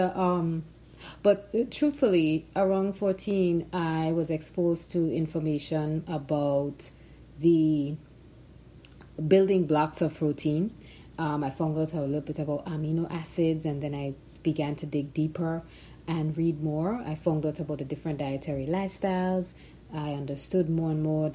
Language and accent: English; Grenada; I was born and raised in Grenada